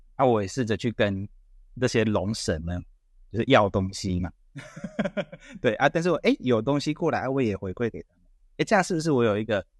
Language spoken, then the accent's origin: Chinese; Taiwan; 他知道我是台湾来的